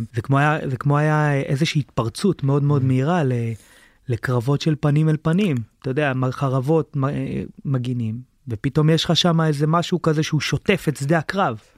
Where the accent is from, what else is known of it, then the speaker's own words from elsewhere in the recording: Sdot Yam, Haifa District, Israel; היה לנו בזמנו בקיבוץ, בשדות ים